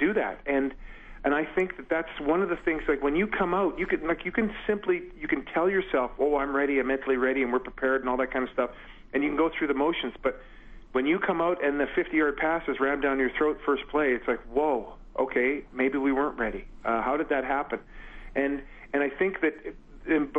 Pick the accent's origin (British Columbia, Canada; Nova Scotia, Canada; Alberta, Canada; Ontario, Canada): Alberta, Canada; Edmonton; as a kid growing up in Edmonton